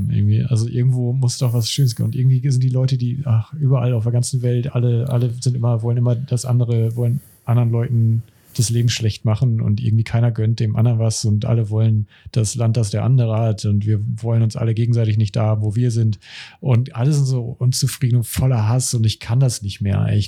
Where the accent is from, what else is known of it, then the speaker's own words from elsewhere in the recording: Germany; die wir hier in Deutschland geboren sind als als als Deutsch Bio-Deutsche.